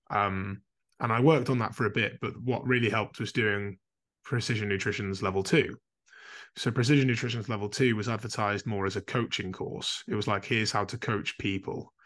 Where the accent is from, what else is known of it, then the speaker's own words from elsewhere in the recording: Carlisle, North West England, United Kingdom; now in Calderdale, United Kingdom; I grew up in Carlisle